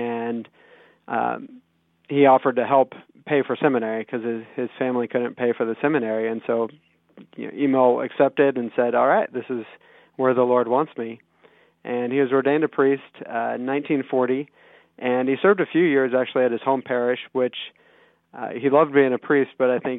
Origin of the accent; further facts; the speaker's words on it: Wichita, Kansas, United States; we're both from Wichita. I grew up here